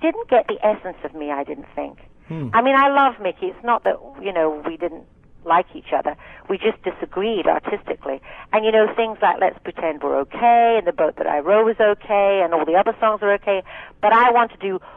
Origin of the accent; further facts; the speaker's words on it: Scotland, United Kingdom; accent: thick Scottish; I spoke with a thick Scottish accent